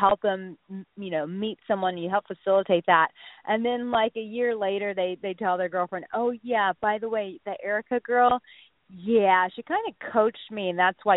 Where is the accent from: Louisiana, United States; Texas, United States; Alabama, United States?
Texas, United States; I'm from Texas